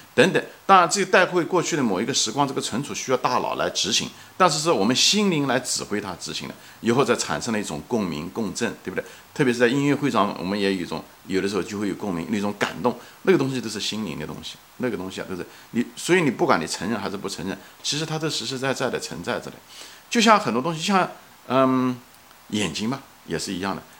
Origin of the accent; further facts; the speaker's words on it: China; 作为一个中国人